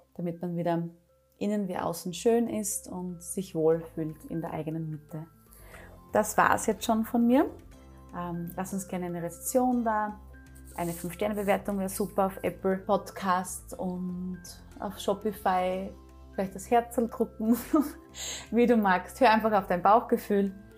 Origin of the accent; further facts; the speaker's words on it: Styria, Austria; bei uns in der Steiermark, bei der MedUni Graz